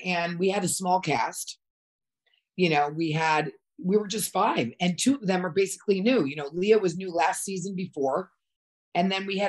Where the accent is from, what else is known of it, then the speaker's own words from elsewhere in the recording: Connecticut, United States; moved away as an adult; also born or lived in New York / Europe; I grew up in Connecticut, and then I lived in New York, and then I moved to Europe. So at that point, you know, I speak three languages